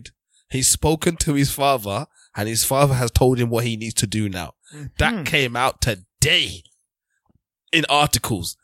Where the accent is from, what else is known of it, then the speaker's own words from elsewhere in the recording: Nigeria; now in United Kingdom; Nigeria, as we're all Nigerian here.